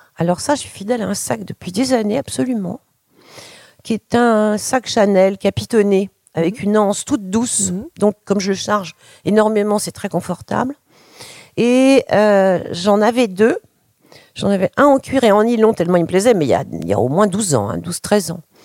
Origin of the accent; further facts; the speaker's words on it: France; chez nous en France à mon époque